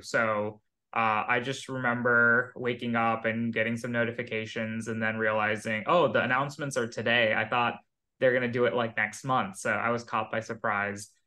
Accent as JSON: {"language": "English", "town": "Pleasanton", "region": "California", "country": "United States", "tie": "born or raised there", "also_born_or_lived": "India / Philadelphia / Seattle / Boston", "moved": "as an adult", "said": "I grew up in the Bay Area. Uh, since I was five, I was living in the Bay. I moved from India when I was uh, a kid, but pretty much all my childhood is in Silicon Valley um, near San Jose, a place called Pleasanton."}